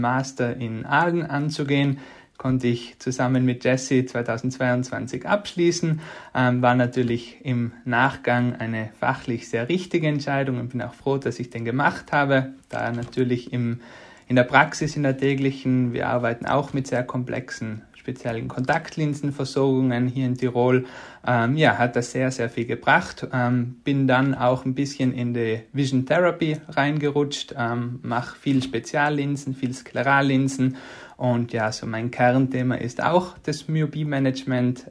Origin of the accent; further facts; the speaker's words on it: South Tyrol, Trentino-Alto Adige, Italy; moved away as an adult; also born or lived in Innsbruck; now in Tyrol, Austria; Ich bin äh, geboren und aufgewachsen in Südtirol